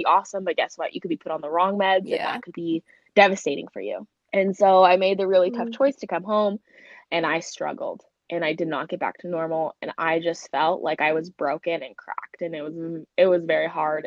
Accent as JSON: {"language": "English", "town": "Mesa", "region": "Arizona", "country": "United States", "said": "I am from Mesa, Arizona."}